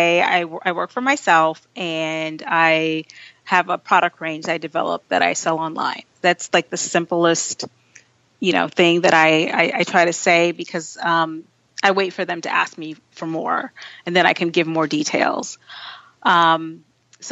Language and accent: English; Haiti; moved away; I was born in Haiti